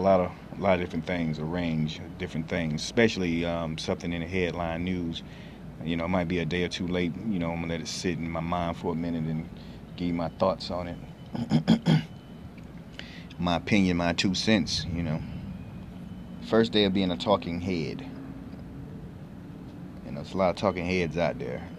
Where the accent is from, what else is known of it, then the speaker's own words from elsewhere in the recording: Carolina, United States; now in Florida, United States; I'm originally from Carolina. Right now, I'm in Florida.